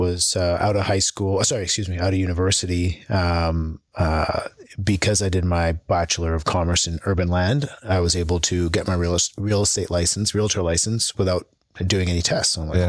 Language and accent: English; England, United Kingdom; born there; No, I was born in England.